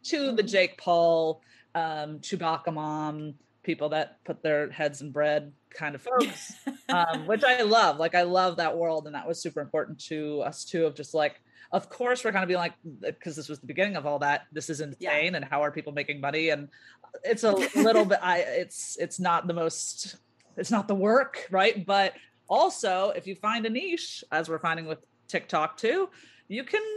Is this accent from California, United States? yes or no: yes; Orange County, California, United States; also born or lived in Chicago; now in Los Angeles, United States; I'm from Orange County